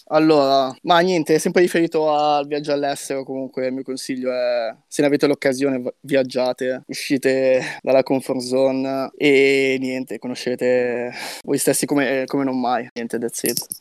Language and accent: Italian; Milan, Lombardy, Italy; moved away as an adult; crescendo in Italia o comunque non so se è la periferia di Milano